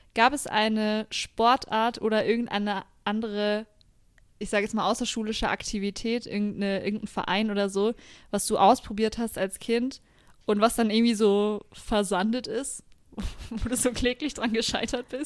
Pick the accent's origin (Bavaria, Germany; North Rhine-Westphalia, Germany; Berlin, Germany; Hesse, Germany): Bavaria, Germany; Franconia; now in Nuremberg, Germany; ich bin zwar in Franken geboren und aufgewachsen, aber ich fühle mich überhaupt nicht als Fränkin